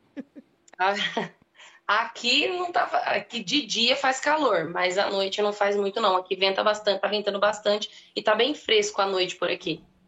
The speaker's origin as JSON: {"language": "Portuguese", "region": "Mato Grosso do Sul", "country": "Brazil", "moved": "yes", "lives_now": "Rio Claro, Brazil", "said": "eu não sou daqui de Rio Claro, né? Eu sou de Mato Grosso do Sul"}